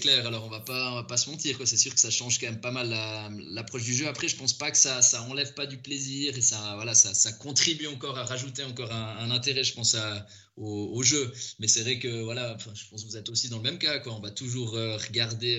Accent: Valais, Switzerland; je viens du, du Valais, donc je supportais le, le FC Sion.

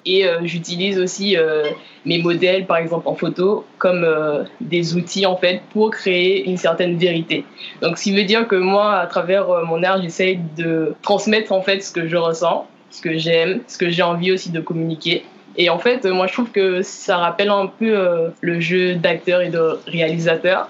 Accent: Lamentin, Guadeloupe; moved away; originaire du Lamentin

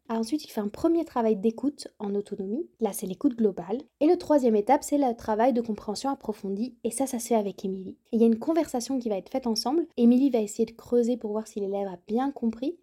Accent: Béarn, Nouvelle-Aquitaine, France; Étant moi-même originaire du Béarn

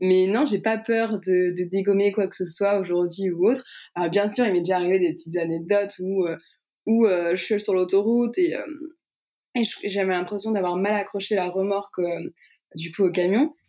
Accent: Strasbourg, Grand Est, France; moi je viens pas de Paris, donc tout se faisait à Paris. donc moi je viens de Strasbourg

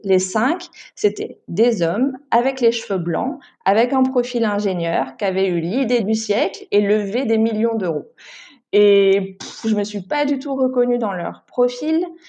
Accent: Paris region, Île-de-France, France; moved away as an adult; now in Istanbul, Turkey; j'ai grandi en région parisienne

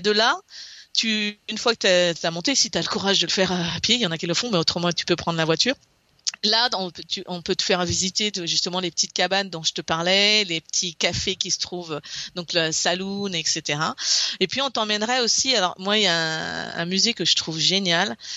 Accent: Brittany, France; moved away as an adult; now in Alabama, United States; je viens de la Bretagne

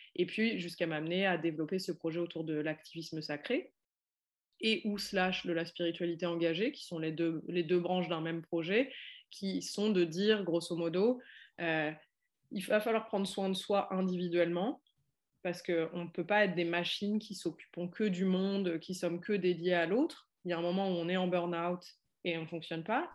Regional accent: France; j'ai grandi en France

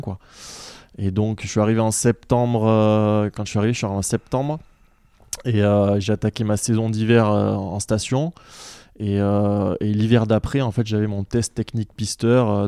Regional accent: south of France, France; also born or lived in Montpellier; je suis originaire de, du sud de la France

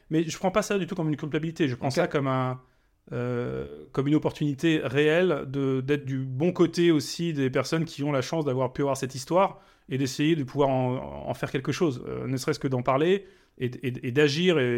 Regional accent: Germany; also born or lived in Africa; je, suis, né en Allemagne, mais je suis parti en Afrique très tôt, quand j'avais 3 ans.

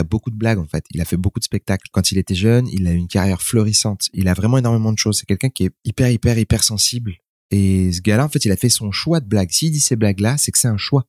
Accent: France; je suis né en France

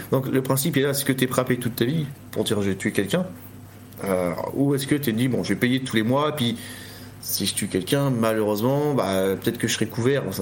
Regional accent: France; si on fait ça, nous, en tant que Français, les, les, les pirates vont venir dire Ah, venez voir les Français

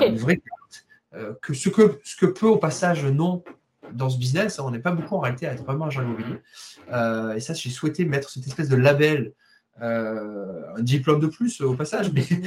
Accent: Marseille, Provence-Alpes-Côte d'Azur, France; je suis de Marseille

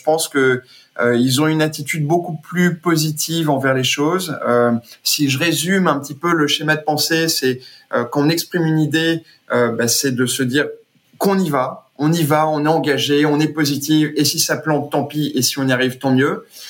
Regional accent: Brazil; moved away; j'ai passé toute mon enfance au Brésil

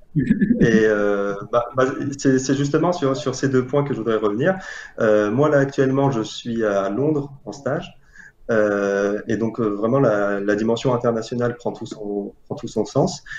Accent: Algeria; moved away as an adult; also born or lived in Paris, France / Lille, France; now in France; je viens d'Algérie. J'ai fait mon lycée là-bas et après le bac, je suis allé en France pour compléter mes études

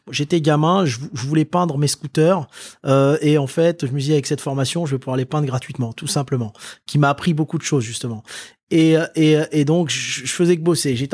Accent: Lille, Hauts-de-France, France; born there; also born or lived in Indonesia / Maghreb / Le Mans / Tours; moi je suis né à Lille, si tu veux. ensuite, j'ai été vivre avec mes parents en Indonésie. J'ai vécu trois ans en Indonésie. Ensuite, j'ai vécu au Maghreb et ensuite je suis revenu donc dans la ville du Mans.

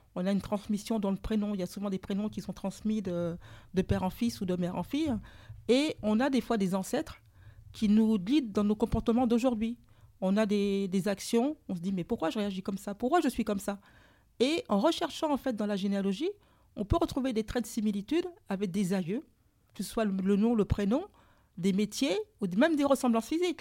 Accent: Martinique; also born or lived in Saint-Pierre, Martinique; je suis martiniquaise

